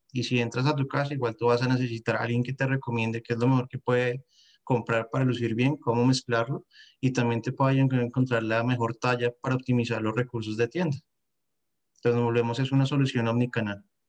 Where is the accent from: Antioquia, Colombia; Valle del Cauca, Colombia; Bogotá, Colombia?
Bogotá, Colombia; moved away as an adult; now in France; soy de Bogotá, Colombia